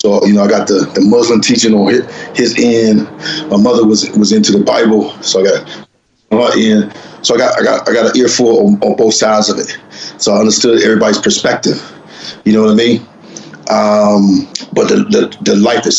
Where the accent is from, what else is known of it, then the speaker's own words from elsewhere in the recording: Los Angeles, California, United States; I grew up in South Central LA. So South Central Los Angeles